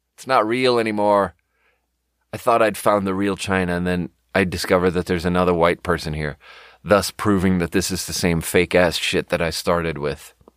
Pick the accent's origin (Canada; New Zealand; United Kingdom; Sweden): Sweden; moved away as an adult; I'm fucking born and raised in Sweden. I lived there for my first nineteen years